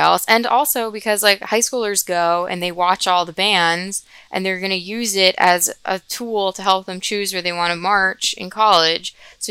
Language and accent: English; New Jersey, United States; I'm also from New Jersey.